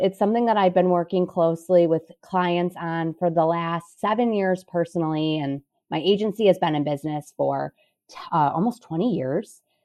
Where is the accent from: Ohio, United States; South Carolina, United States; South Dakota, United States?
Ohio, United States; Cleveland; moved away as an adult; now in Chicago, United States; I'm from Cleveland, Ohio originally, went to school, went to Loyola Chicago, moved here